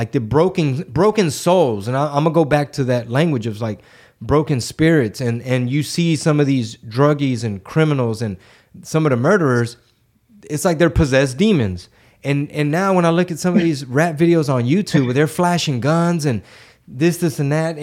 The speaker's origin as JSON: {"language": "English", "town": "Houston", "region": "Texas", "country": "United States", "tie": "born or raised there", "said": "I'm born and raised in Houston, Texas, Harris County."}